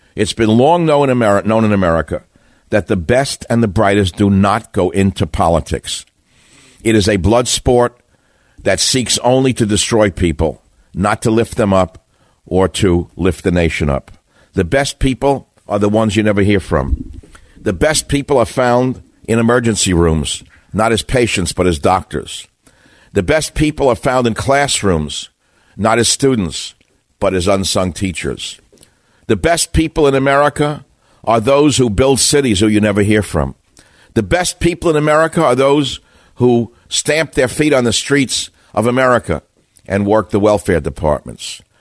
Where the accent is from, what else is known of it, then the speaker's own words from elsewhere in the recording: New York, United States; I grew up in New York.